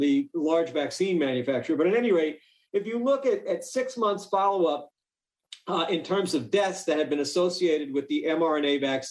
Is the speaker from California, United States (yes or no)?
no; New York, United States; I grew up in New York